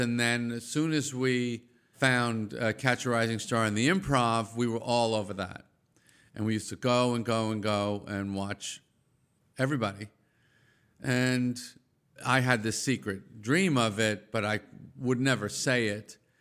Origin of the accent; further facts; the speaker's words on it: Massapequa, New York, United States; also born or lived in Brooklyn, New York; when I was one, my parents moved us out of Brooklyn to the suburbs of Long Island, Nassau County, Massapequa